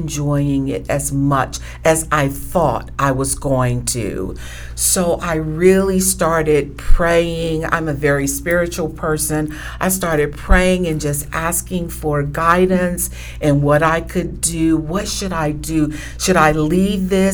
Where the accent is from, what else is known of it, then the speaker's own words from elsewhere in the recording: Georgia, United States; We're both Georgia girls